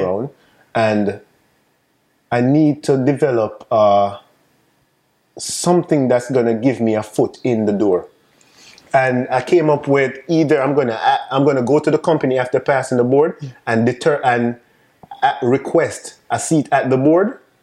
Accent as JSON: {"language": "English", "country": "Jamaica", "also_born_or_lived": "New York State", "accent": "Jamaican", "moved": "yes", "lives_now": "United States", "said": "I'm, I'm Jamaican, if you guys don't realize mm-hmm. by the accent. Um, so coming from Jamaica"}